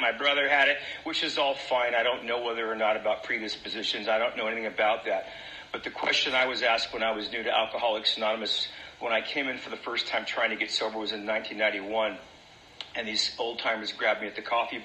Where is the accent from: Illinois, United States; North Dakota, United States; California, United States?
California, United States; Central; I came from, I was raised up in Central California in a farming community